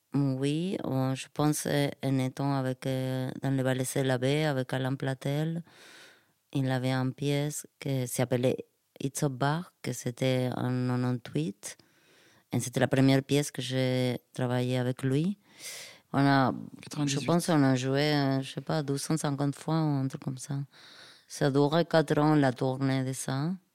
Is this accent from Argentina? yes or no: yes; Argentina; French is a second language; moved away; chez moi en Argentine